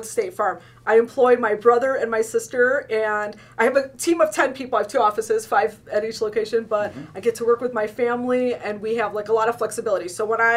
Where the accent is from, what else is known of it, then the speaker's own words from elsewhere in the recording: Oak Park, Michigan, United States; I grew up in Oak Park. I went to Wayne State Business School.